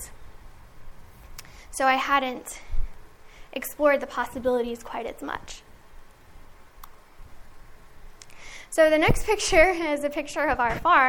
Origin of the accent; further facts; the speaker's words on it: Middle Tennessee, United States; I grew up on Bountiful Blessings Farm in Middle Tennessee